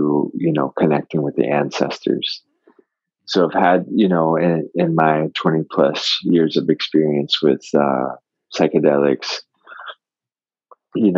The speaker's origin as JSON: {"language": "English", "region": "Florida", "country": "United States", "tie": "born or raised there", "said": "I grew up in Florida."}